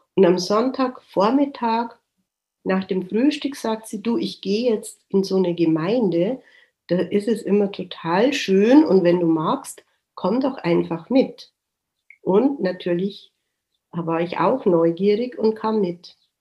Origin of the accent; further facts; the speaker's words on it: Germany; ich ja als Deutsche